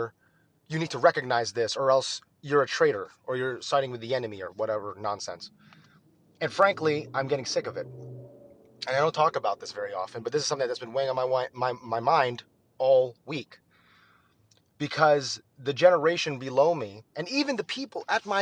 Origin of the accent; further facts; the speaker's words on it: United States; also born or lived in Texas; as an American